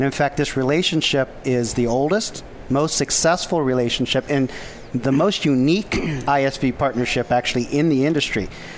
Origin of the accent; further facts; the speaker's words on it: Chicago, Illinois, United States; Well, I came from Chicago, so not that far of a flight.